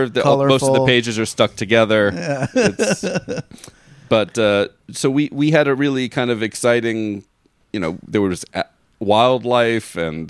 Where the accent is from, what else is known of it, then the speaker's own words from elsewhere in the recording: Florida, United States; we grew up in Florida.